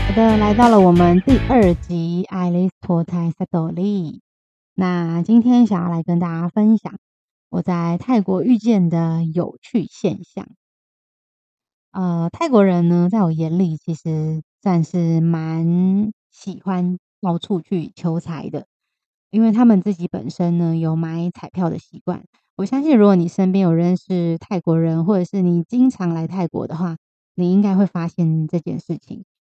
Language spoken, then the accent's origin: Chinese; Taiwan; 我们台湾人